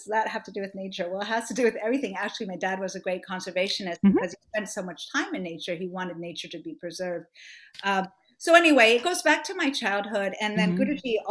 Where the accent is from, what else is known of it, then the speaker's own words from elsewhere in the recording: Miami, Florida, United States; I grew up in Miami, Florida